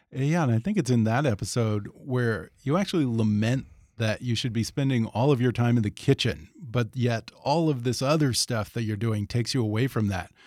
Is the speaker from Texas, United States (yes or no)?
yes; Houston, Texas, United States; moved away; Growing up in Houston